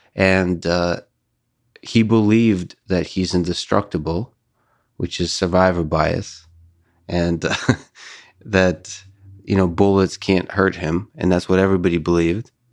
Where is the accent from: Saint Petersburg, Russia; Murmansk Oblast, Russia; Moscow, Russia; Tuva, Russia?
Moscow, Russia; moved away; So I was born in, uh, the Soviet Union. I was raised in Moscow.